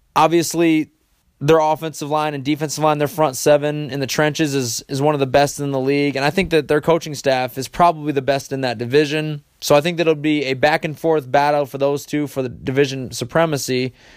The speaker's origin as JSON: {"language": "English", "country": "United States", "said": "as an American"}